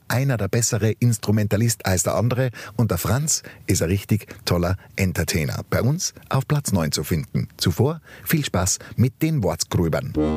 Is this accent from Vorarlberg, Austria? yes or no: no; Wildermieming, Tyrol, Austria; von Wildermirming, meiner Heimatgemeinde